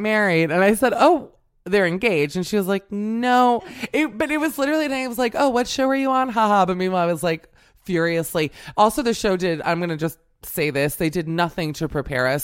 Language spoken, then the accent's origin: English; Miami, Florida, United States; I'm from Miami, but I came from a Burger King family